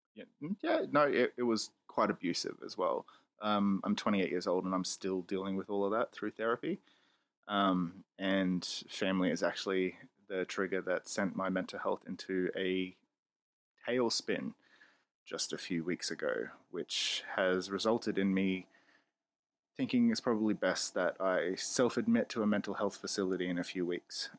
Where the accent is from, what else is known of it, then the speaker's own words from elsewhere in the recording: Australia; I'm a loudmouth Australian